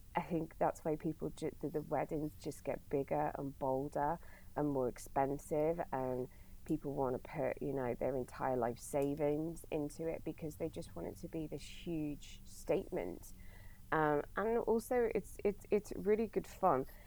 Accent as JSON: {"language": "English", "town": "Bournemouth", "region": "South West England", "country": "United Kingdom", "also_born_or_lived": "Brighton / Australia", "said": "I moved from Brighton back to Bournemouth, where I um, uh, originally lived"}